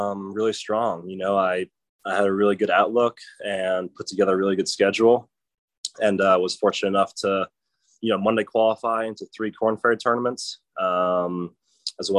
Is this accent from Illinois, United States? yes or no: no; Providence, Rhode Island, United States; I was raised in Providence, Rhode Island